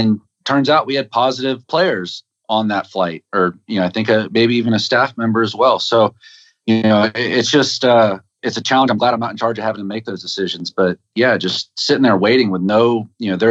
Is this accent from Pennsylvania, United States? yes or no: no; Florida, United States; moved away; I'm from Florida